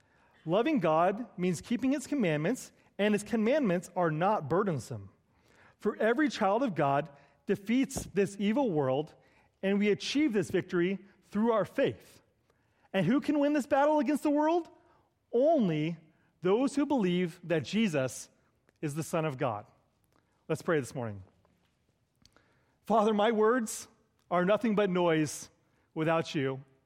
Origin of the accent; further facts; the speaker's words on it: California, United States; I do not come from Canada. I come from the Bay Area of California.